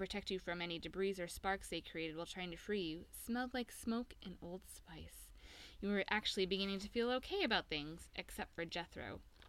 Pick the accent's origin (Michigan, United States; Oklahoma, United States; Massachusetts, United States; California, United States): Massachusetts, United States; Boston; Boston, the best place on the planet, and my hometown